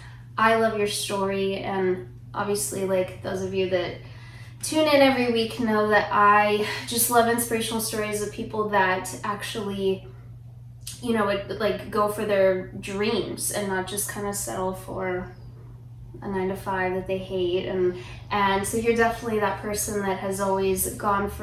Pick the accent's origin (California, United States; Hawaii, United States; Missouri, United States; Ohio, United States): California, United States; Lake Elsinore, Hemet; I moved from Lake Elsinore to Hemet when I was 10